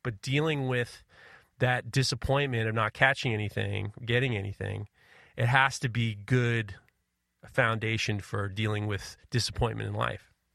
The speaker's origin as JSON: {"language": "English", "region": "New York", "country": "United States", "tie": "born or raised there", "said": "growing up in New York"}